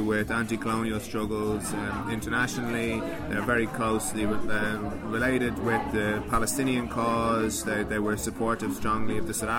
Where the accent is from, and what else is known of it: Ireland